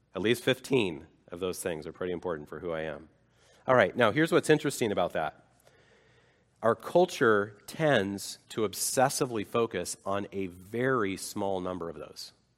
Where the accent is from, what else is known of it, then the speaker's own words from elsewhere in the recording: United States; I am an American.